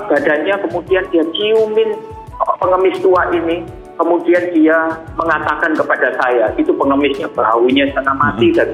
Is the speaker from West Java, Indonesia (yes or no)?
no; Surabaya, East Java, Indonesia; Saya mau jadi dokter di tanah ini asal saya dari Surabaya.